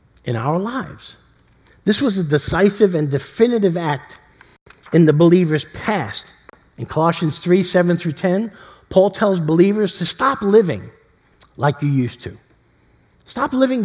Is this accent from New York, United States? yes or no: yes; New York City, New York, United States; growing up in East Harlem